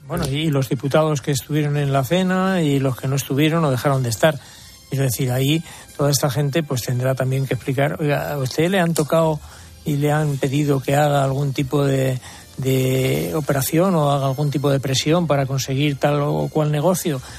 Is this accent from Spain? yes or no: yes; Madrid, Community of Madrid, Spain; yo no cambio mi Madrid por nada